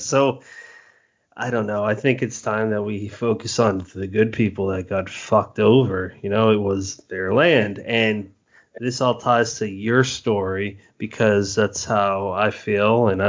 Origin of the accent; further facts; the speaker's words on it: Massachusetts, United States; Brennan and I, we are from Massachusetts.